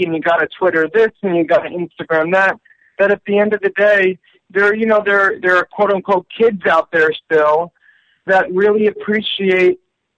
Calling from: New York City, New York, United States; I'm calling you from New York City.

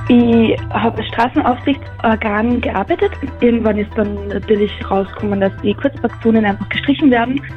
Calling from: Niederthalheim, Upper Austria, Austria; Hallo, ich bin aus Niedertalheim.

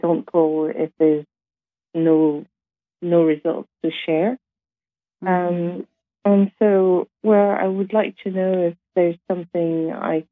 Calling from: London, United Kingdom; I'm calling you from London, UK

